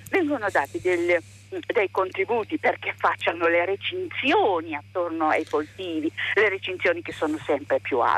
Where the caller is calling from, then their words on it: Gorizia, Friuli-Venezia Giulia, Italy; siamo da Lorizia.